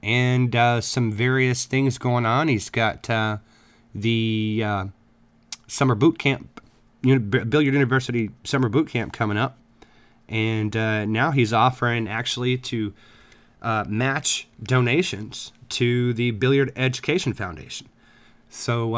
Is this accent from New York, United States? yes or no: no; South Texas, United States; now in Midwest, United States; I grew up for a while in South Texas